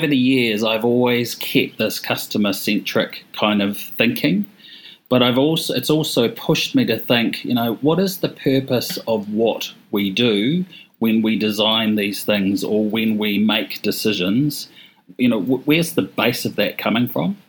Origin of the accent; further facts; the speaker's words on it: Hawke's Bay, New Zealand; moved away; I'm from Hawke's Bay and I'm, you know, born and bred, even though I haven't lived here for 30 years, I moved back here last year